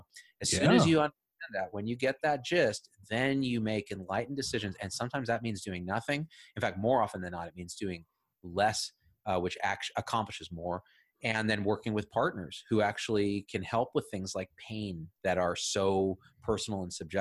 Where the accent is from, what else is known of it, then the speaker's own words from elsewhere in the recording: Clovis, California, United States; I grew up in the Central Valley, Clovis